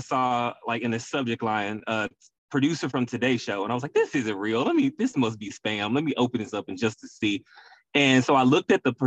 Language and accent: English; Memphis, Tennessee, United States; moved away as an adult; now in Houston, United States; I'm born and raised in Memphis, Tennessee, though, but Houston is where I call home